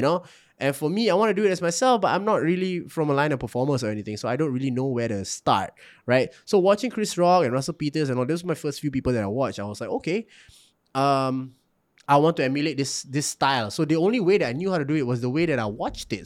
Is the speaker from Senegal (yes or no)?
no; Singapore; also born or lived in Malacca, Malaysia; I was also being resented for being Singaporean